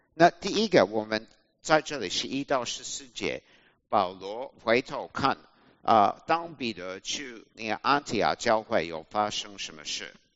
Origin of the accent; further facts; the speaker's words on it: Australia; Chinese is a second language; moved away as an adult; also born or lived in Taiwan; 我是澳洲人